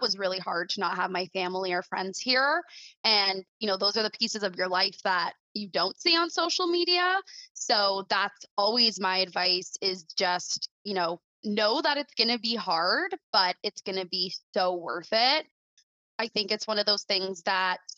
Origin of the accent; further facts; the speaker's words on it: Mississauga, Ontario, Canada; moved away as an adult; I was born and raised in Mississauga